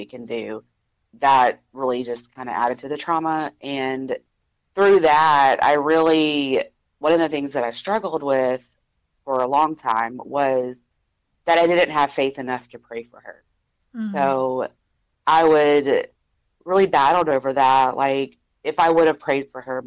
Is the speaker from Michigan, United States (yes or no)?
no; Louisiana, United States; moved away as an adult; also born or lived in Arkansas; I grew up in Louisiana, but 15 years ago, I moved to Arkansas